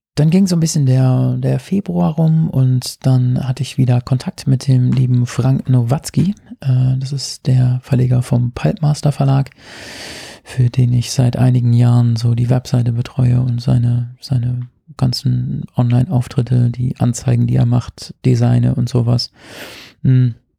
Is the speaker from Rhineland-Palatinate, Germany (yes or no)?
yes; Rhineland-Palatinate, Germany; moved away; meiner Heimat in der Pfalz